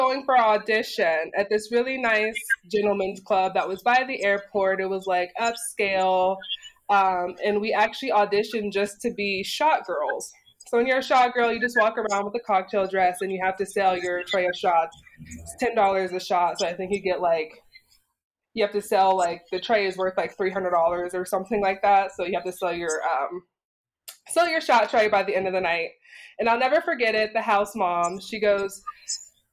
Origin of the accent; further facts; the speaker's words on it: United States; I grew up in the U.S.